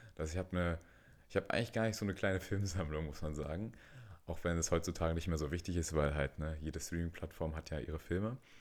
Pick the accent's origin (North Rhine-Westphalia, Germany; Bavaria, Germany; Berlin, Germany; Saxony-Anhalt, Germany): Berlin, Germany; tatsächlich auch in Berlin geboren und aufgewachsen